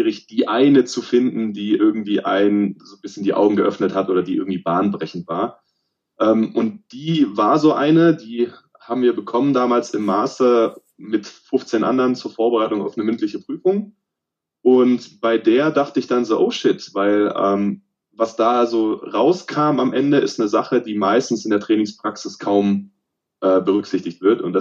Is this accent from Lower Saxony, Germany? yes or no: no; Baden-Württemberg, Germany; moved away as an adult; now in Cologne, Germany; Also ursprünglich komme ich aus dem Süden von Deutschland, äh, östlich von Stuttgart aus dem Remstal, bin aber jetzt seit fast zehn Jahren in Köln